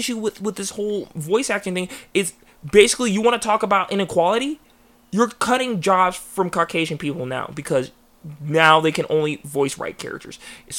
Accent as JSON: {"language": "English", "region": "England", "country": "United Kingdom", "said": "It's not an offensive stereotype, but I'm English, and the whole T stereotype, it's true."}